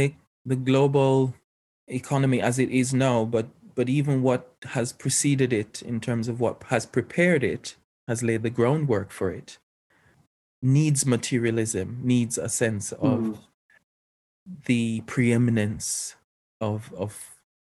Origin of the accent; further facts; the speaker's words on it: Jamaica; being Jamaican, I have a part as a part of my heritage, old Afroic worldviews actually that are still very much alive there. But then I go to school in a colonial sort of like a Western educational system